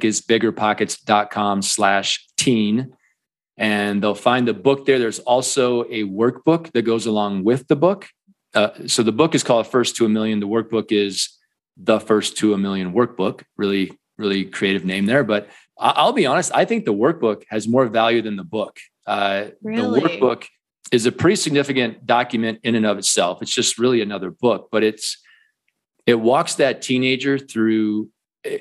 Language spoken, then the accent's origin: English; Iowa, United States; moved away as an adult; now in Colorado, United States; I grew up in the Midwest in Iowa, and I always kind of knew I'd end up in Colorado, which I did. I've been here 20 plus years